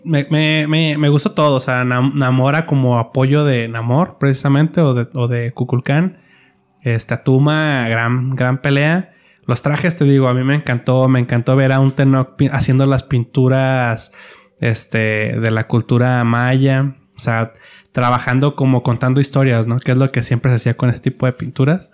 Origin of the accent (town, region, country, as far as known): Mexico